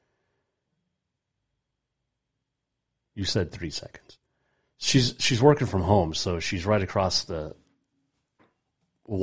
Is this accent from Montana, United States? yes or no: yes; Montana, United States; growing up in Montana